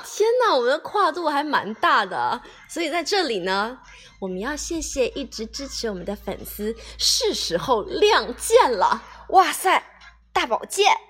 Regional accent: Fujian, China; moved away; 作为福建人的我

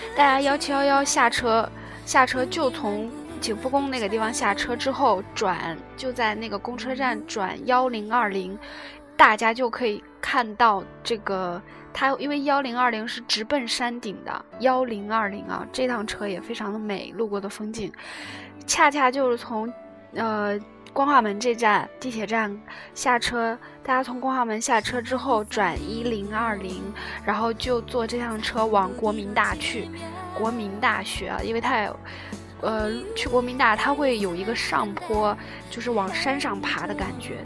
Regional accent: China; now in Seoul, South Korea; 身为中国人

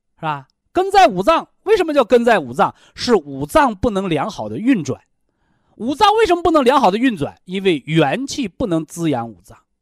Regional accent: China; 我们中国人呐，常说叫文以载道

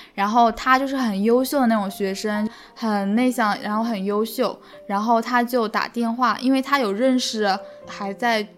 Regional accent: Hangzhou, Zhejiang, China; 我是来自杭州的

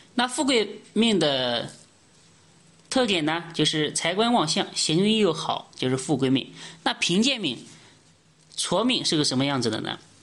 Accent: China; 我们中国人

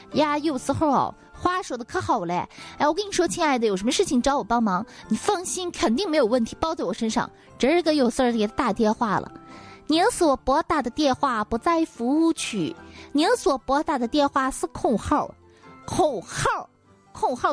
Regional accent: Xi'an, northern Shaanxi, China; 咱们西北人、西安人、陕北人都是这号

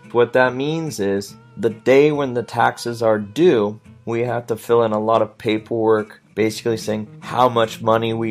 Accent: Washington, United States; So my state, I'm from Washington state

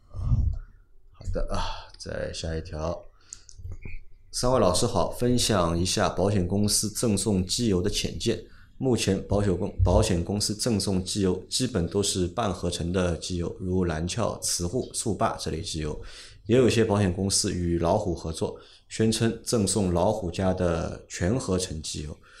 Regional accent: Shanghai, China; accent: Shanghainese; 我们上海话说

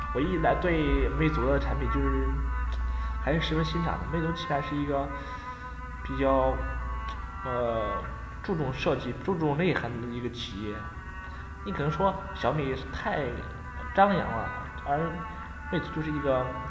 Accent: China; 作为一个中国人来说

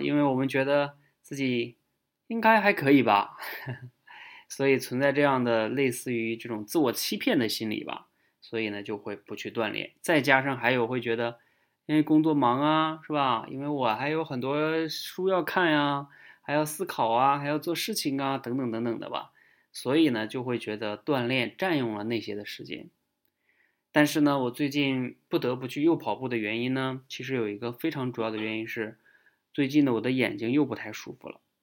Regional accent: China; 也就是我们中国人

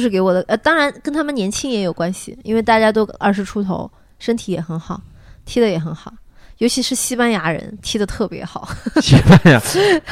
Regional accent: China; 我是中国人

